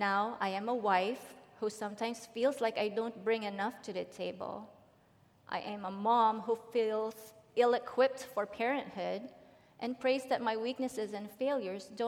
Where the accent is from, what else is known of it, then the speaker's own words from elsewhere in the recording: Philippines; now in Dublin; I was born and raised in the Philippines